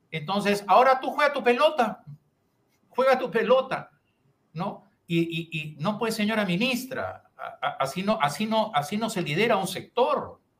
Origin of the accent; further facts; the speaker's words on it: Piura, Peru; Y los piuranos tenemos una dignidad, o sea, somos parte del Perú este, y, y merecemos un mejor trato.